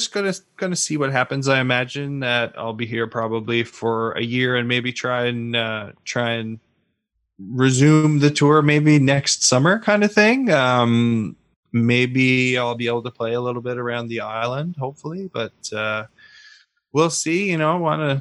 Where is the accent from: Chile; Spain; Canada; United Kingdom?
Canada; Newfoundland and Labrador; moved away as an adult; also born or lived in Ontario